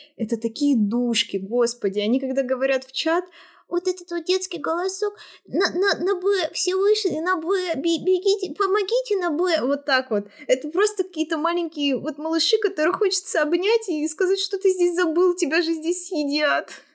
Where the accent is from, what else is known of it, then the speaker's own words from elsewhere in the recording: Russia; я девушка и я из России